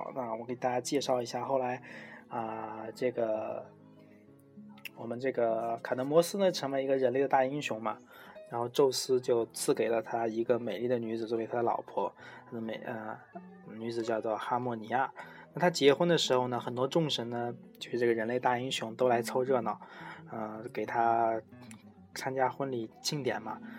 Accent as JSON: {"language": "Chinese", "country": "Taiwan", "said": "前面听过一些故事的人应该这个知道我，我是台湾人哦，"}